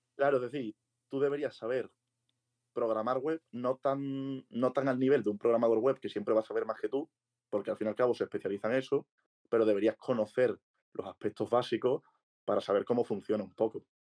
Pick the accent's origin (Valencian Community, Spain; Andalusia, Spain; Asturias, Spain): Andalusia, Spain; Seville; now in Madrid, Spain; soy de Sevilla, ahora estoy viviendo aquí en Madrid